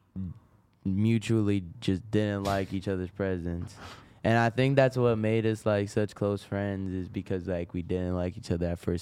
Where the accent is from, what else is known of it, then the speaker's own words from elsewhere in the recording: Rochester, New York, United States; I'm from Rochester